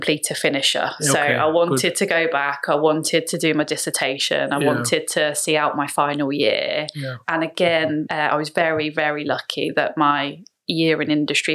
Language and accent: English; Letchworth, East of England, United Kingdom; moved away as an adult; also born or lived in Leicester; I grew up in Hertfordshire. So I was born in Letchworth.